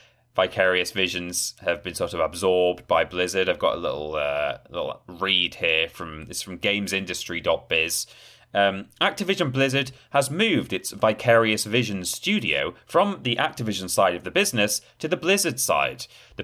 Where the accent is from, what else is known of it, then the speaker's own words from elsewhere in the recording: Yorkshire and the Humber, United Kingdom; You know, some people, you know, I'm from Yorkshire, Ben.